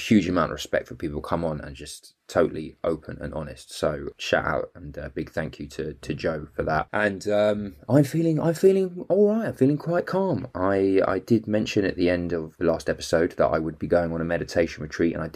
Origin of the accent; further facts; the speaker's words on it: London, United Kingdom; being fellow Jews and growing up in the North London hood